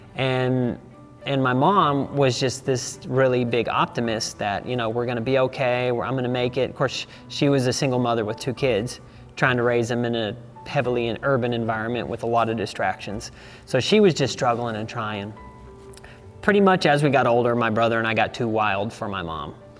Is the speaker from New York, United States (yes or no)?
no; Savannah, Missouri, United States; I grew up on a ranch in Savannah, Missouri